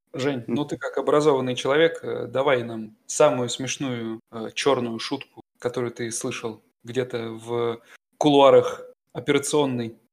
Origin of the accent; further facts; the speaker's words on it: Russia; now in Germany; я из России, а это несложно понять по моему немецкому